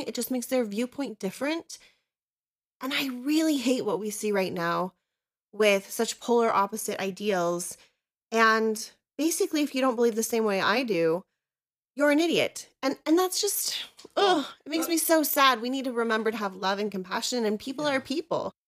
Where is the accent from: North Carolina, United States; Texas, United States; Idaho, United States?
Idaho, United States; also born or lived in Southern California; we moved to Idaho when I was little from Southern California